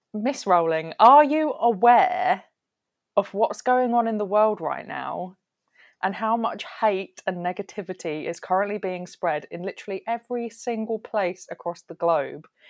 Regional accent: southern England, United Kingdom; we don't say any of this down south

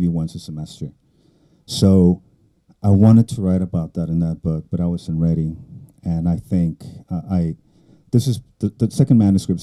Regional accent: South Texas, United States; first language Spanish; English is a second language; also born or lived in Mexico; South Texas, the borderland. That's where I grew up. I was born in Texas, but I lived in Mexico until I was 9

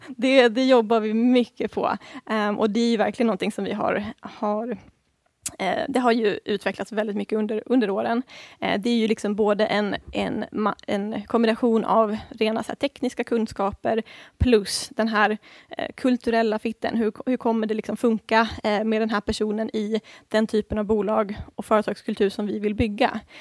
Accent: Sweden; som svensk

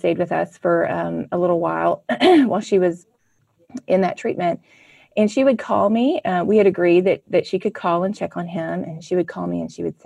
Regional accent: Mississippi, United States; I grew up in Mississippi in a wonderful Christian family

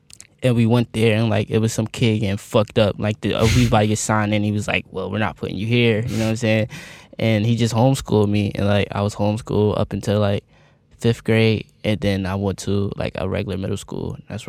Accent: East Coast, United States; Like, I'm from the East Coast, but like, I grew up on the internet. Like, I'm not like a traditional East Coast kid.

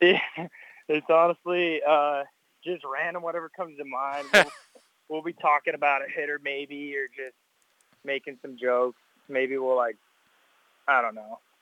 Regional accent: Cypress, Texas, United States; I'm from Cy Fair

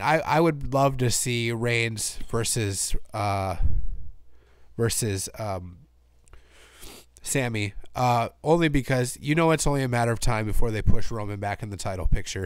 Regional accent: Minnesota, United States; this show is in my hometown.

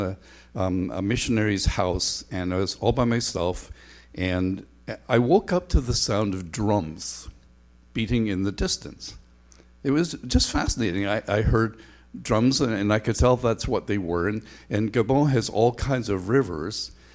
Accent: Northern Ireland, United Kingdom; now in Ontario, Canada; It was not fun to be a kid on Sundays growing up in Northern Ireland.

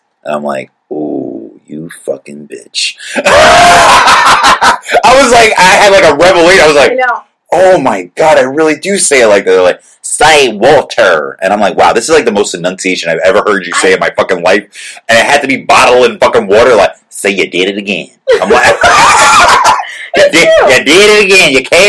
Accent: Boston, Massachusetts, United States; Like yeah, like we're like from Boston.

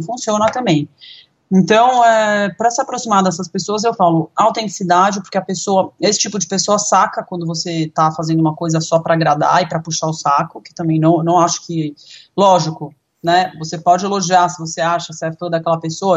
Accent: Brazil; a gente, como brasileiro

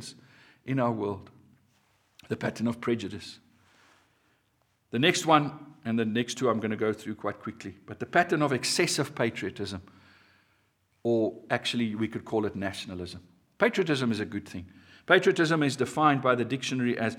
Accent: South Africa; My being a South African

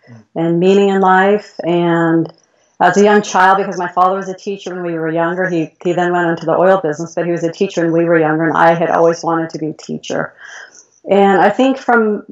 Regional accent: Mill Valley, California, United States; I grew up in California, Mill Valley, California. It's the suburb of San Francisco.

